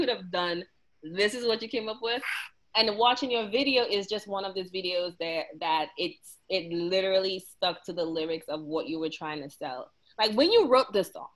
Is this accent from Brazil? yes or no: no; St. Lucia; moved away; I'm from St. Lucia, I understand it. I just, speaking it, we never really spoke it growing up, because I feel like, especially in St. Lucia